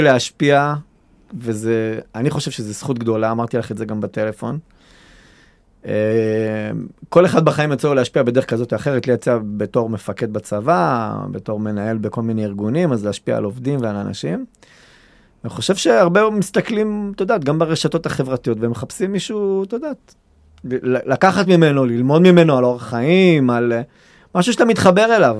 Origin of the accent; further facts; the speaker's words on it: Kiryat Gat, Southern District, Israel; גדלתי פה, ואכפת לי מהעיר